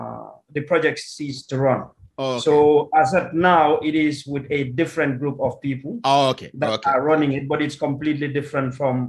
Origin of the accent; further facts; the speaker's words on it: Kanifing, Gambia; also born or lived in England; I'm from Kanifing in the Gambia.